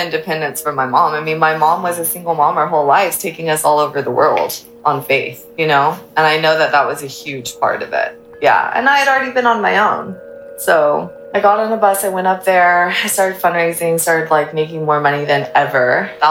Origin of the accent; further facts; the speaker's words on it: United States; also born or lived in Ecuador; Yeah, because we moved back to States when I was like 6 months and I got my citizenship and all of that.